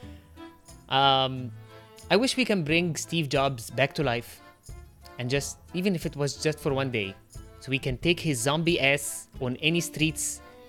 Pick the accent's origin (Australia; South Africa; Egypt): Egypt; first language Arabic; English is a second language; moved away; I'm from Egypt